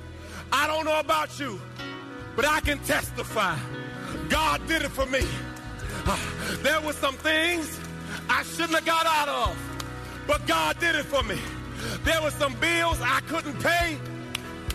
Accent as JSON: {"language": "English", "country": "Jamaica", "tie": "born or raised there", "said": "When I was a little boy, I was born in Jamaica. And we were in a rough part of the town"}